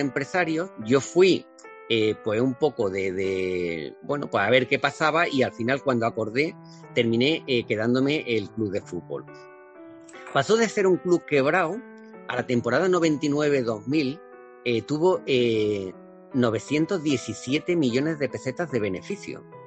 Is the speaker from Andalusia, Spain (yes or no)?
yes; a village in Córdoba province, Andalusia, Spain; moved away as an adult; now in Valencia, Spain; Yo salí de, un pueblo de Córdoba eh, como inmigrante